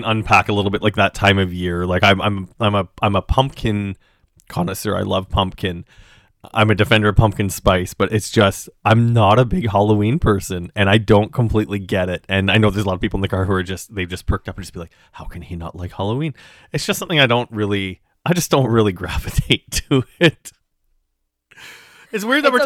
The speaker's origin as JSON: {"language": "English", "region": "Saskatchewan", "country": "Canada", "tie": "born or raised there", "moved": "yes", "lives_now": "Toronto, Canada", "said": "I do speak the language, but I grew up in Saskatchewan"}